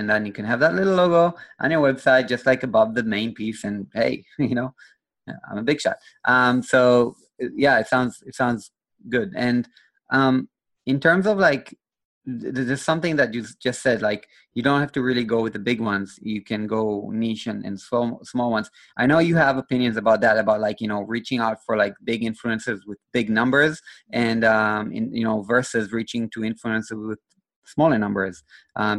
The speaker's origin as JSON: {"language": "English", "country": "Israel", "said": "I'm from Israel"}